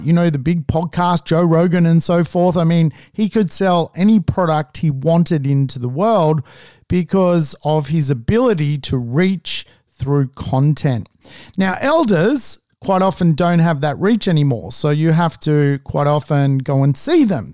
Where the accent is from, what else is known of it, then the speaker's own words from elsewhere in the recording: Australia; as an Australian